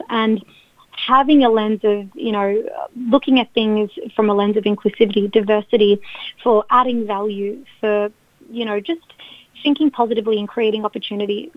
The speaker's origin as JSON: {"language": "English", "country": "Australia", "tie": "born or raised there", "said": "people would ask, oh, like born and raised in Australia, but tell us about your background."}